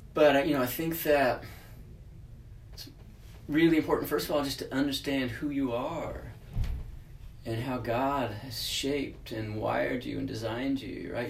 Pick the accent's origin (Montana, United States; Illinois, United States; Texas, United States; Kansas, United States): Texas, United States; moved away as an adult; now in California, United States; I'm from Texas, so only lived in California for about yeah, coming up on four years now